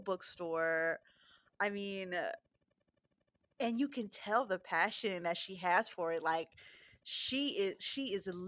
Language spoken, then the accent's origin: English; Philadelphia, Pennsylvania, United States; moved away; I'm originally from Philadelphia